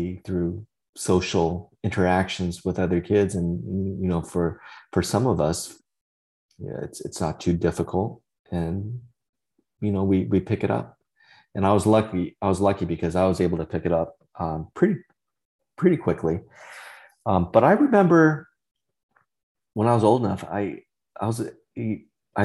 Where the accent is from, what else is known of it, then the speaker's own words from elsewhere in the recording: Central Valley of California, United States; first language Vietnamese; English is a second language; I grew up in the Central Valley of California